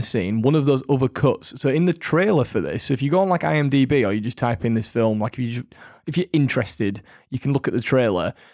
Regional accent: Yorkshire and the Humber, United Kingdom; We are from Yorkshire

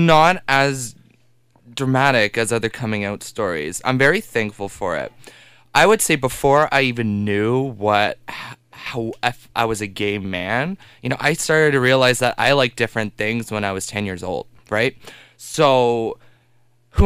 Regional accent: Carleton Place, Ontario, Canada; now in Ottawa, Canada; we grew up in Carleton Place

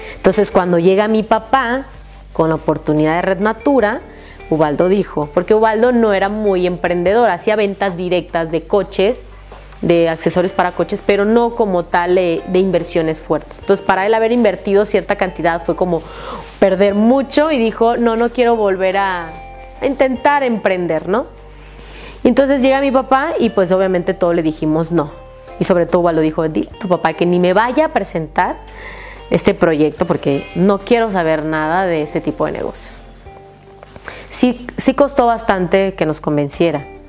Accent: Jalpa de Méndez, Tabasco, Mexico; porque vivo, soy de Tabasco, allá se da muchísimo el mango

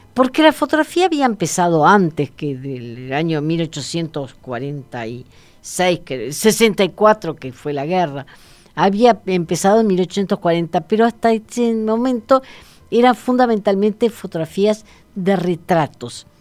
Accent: Uruguay; como uruguaya

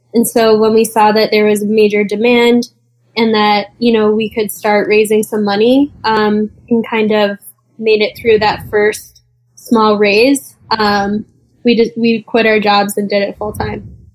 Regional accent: East Coast, United States; we're both from the East Coast

